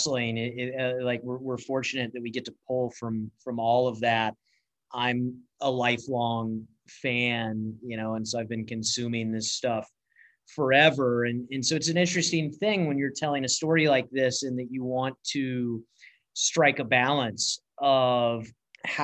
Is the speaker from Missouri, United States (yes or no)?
no; Atlanta, Georgia, United States; growing up in Atlanta